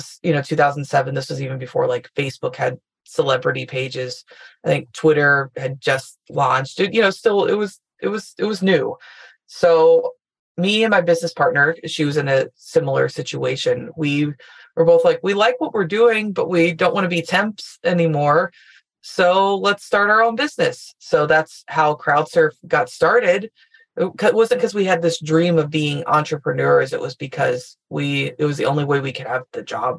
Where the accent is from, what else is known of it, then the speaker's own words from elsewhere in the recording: Louisville, Kentucky, United States; moved away as an adult; I'm from Louisville, Kentucky, got every local experience you could get